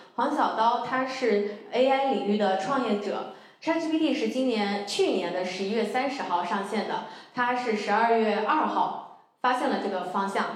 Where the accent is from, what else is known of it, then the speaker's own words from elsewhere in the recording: Anhui, China; moved away; 我呢，是出生在安徽的一个小县城里， 我从小是跟姥姥爷长大的，所以我的家庭非常传统